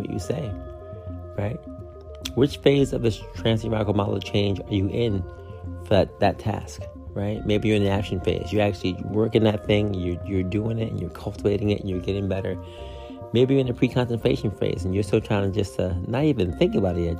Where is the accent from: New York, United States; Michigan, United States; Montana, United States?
New York, United States; upstate; my hometown, right, upstate New York